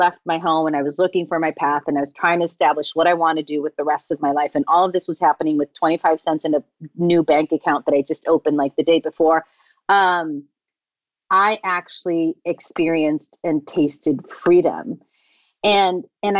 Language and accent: English; Tijuana, Baja California, Mexico; moved away; I wanted something different to what I was exposed to in my hometown of Tijuana.